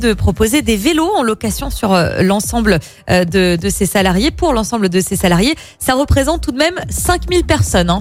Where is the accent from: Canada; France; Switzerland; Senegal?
France; chez nous en France